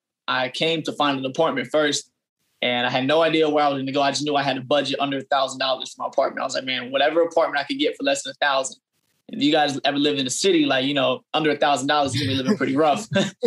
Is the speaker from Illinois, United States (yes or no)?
no; Fayetteville, North Carolina, United States; now in Atlanta, United States; So I'm from Fayetteville, North Carolina. My dad is military. So how we got there, he just retired this year for 27 years. And we got there when I was about in sixth grade. So I spent 10 years in Fayetteville before coming to Atlanta.